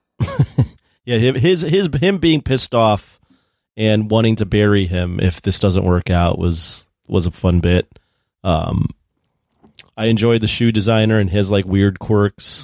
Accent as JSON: {"language": "English", "town": "Chicago", "region": "Illinois", "country": "United States", "tie": "born or raised there", "said": "I grew up in Chicago"}